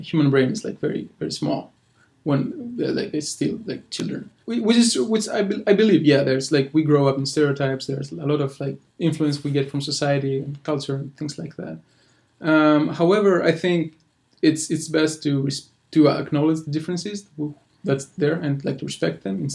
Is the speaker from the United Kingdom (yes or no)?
no; Greece; English is a second language; moved away; I'm from Greece